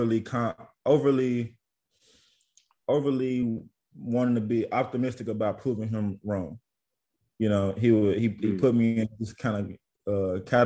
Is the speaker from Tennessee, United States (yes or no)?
yes; Jackson, Tennessee, United States; moved away as an adult; also born or lived in Gainesville, Florida / Bakersfield, California / Australia; now in Eilat, Israel; I'm from Jackson, Tennessee, bro. Small Jackson. Everybody speak Jacksonese where I'm from